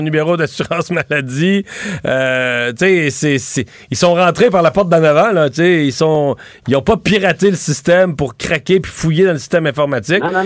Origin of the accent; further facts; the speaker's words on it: Quebec, Canada; chez nous, au Québec